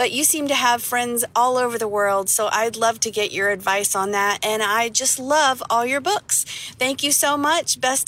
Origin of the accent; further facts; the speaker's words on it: West Virginia, United States; I'm from West Virginia in the United States